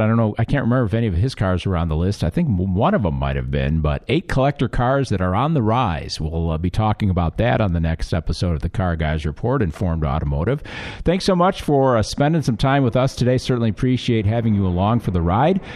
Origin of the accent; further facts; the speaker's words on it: England, United Kingdom; moved away; I am from England.